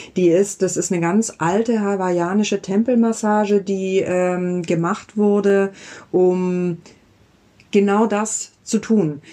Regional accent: Southern Germany, Germany; now in Berlin, Germany; Ich habe meine Kindheit da in Süddeutschland verbracht

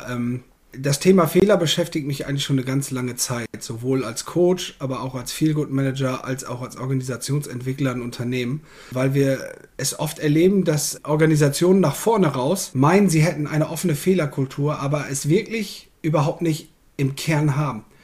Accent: Bad Zwischenahn, Lower Saxony, Germany; Ich bin ähm, im wunderschönen Ammerland. Das grenzt an Ostfriesland. Ich komme aus Bad Zwischenahn.

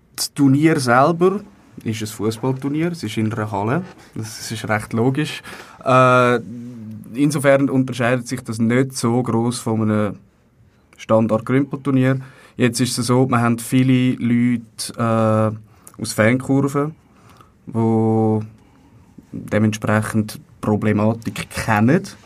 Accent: Zurich, Switzerland; Ich bin, das ist nicht so eine große Überraschung, aus Zürich.

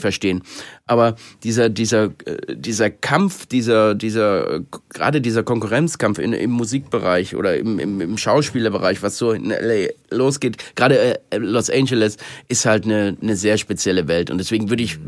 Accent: Germany; ich wieder zurück in Deutschland war und in meiner Heimat

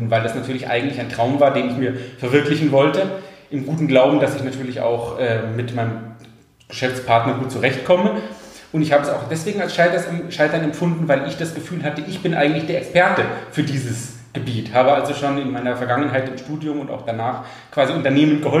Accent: Munich, Bavaria, Germany; ich komme ursprünglich aus München, habe dort Fitnessökonomie

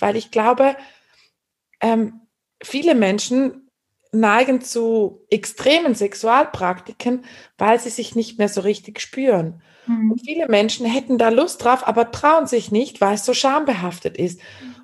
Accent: Switzerland; ich bin eine Schweizerin

